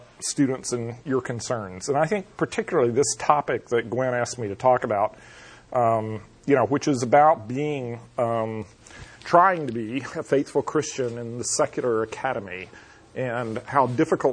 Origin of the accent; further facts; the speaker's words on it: North Florida, United States; accent: southern; moved away as an adult; also born or lived in Pasadena, California; I grew up in North Florida, which is South Georgia for all practical purposes, and you can probably hear a southern accent in my voice